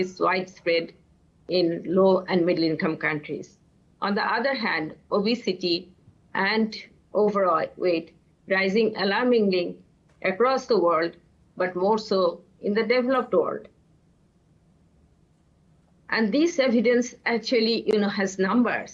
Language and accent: English; Bangladesh; I'm from Bangladesh